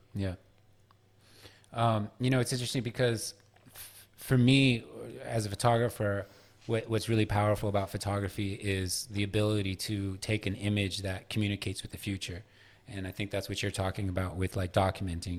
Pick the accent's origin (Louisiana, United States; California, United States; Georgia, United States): California, United States; San Francisco; moved away as an adult; also born or lived in New York; now in Los Angeles, United States; I grew up in San Francisco until I was about twenty-one, and then I spent the next, uh, eighteen years of my life in New York, and now I'm in L